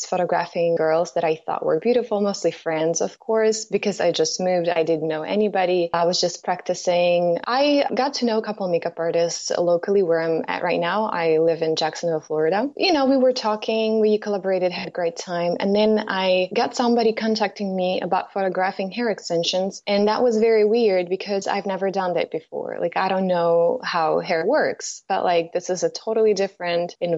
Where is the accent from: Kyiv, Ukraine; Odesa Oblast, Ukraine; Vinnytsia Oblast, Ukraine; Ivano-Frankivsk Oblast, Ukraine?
Kyiv, Ukraine; moved away as an adult; now in United States; originally I'm coming from Ukraine. I lived in Kyiv. I was born there.